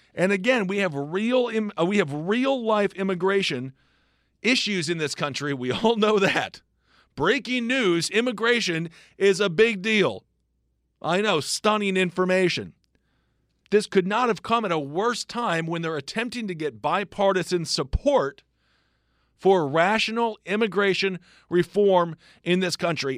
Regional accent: Wisconsin, United States; I'm from Wisconsin

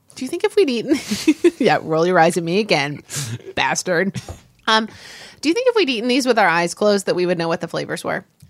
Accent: Midwest, United States; growing up in the Midwest, as I did, i, in the eighties

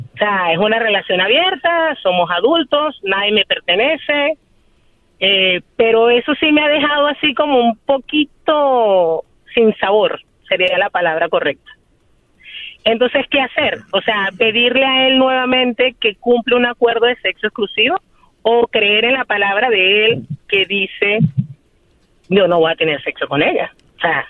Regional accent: Venezuela; moved away as an adult; now in Chicago, United States; Soy venezolana y tengo un año medio viviendo en Chicago

